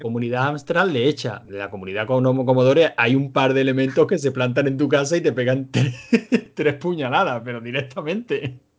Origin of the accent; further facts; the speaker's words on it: Spain; somos españoles